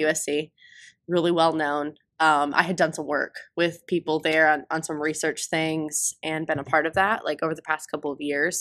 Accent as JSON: {"language": "English", "town": "Sandusky", "region": "Ohio", "country": "United States", "tie": "born or raised there", "said": "I'm from Sandusky, Ohio"}